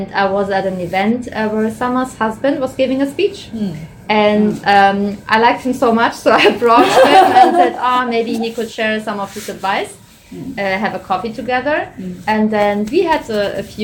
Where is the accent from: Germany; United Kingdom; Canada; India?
Germany; moved away as an adult; now in Shanghai, China; Originally, I'm from Germany, and I came to Shanghai actually in 2008